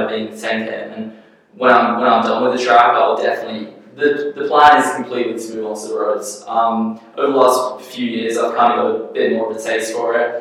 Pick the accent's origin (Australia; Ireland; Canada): Australia; moved away as an adult; also born or lived in England; now in United States; I've swapped over from Australia. I obviously grew up there